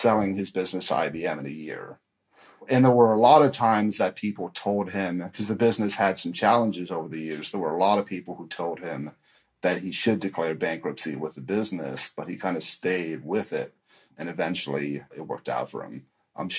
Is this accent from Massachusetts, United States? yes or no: yes; Newton, Massachusetts, United States; moved away as an adult; now in Los Angeles, United States; I'm from a nice suburb of Boston, Newton, Massachusetts